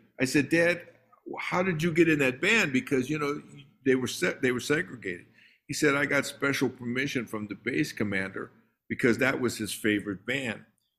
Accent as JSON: {"language": "English", "town": "Omaha", "region": "Nebraska", "country": "United States", "tie": "born or raised there", "also_born_or_lived": "Minneapolis", "said": "even as a kid growing up in Omaha or in Minneapolis, the different places I lived, you know, all the kids in the neighborhood, the parents had them taking tap lessons."}